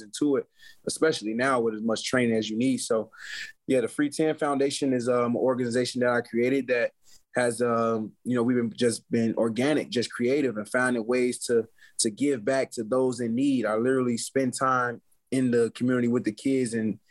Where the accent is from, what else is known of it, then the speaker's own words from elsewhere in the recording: Chicago, Illinois, United States; growing up in Chicago through poverty